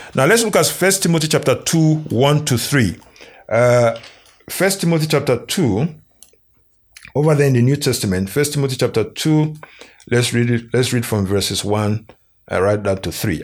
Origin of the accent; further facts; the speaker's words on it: Nigeria; Nigeria, uh, which is my home country.